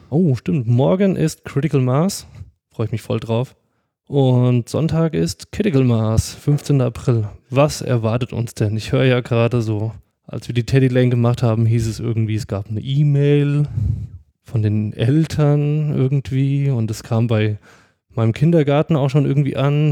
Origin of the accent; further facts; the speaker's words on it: Giessen, Hesse, Germany; also born or lived in Pohlheim; now in Darmstadt, Germany; meiner alten Heimat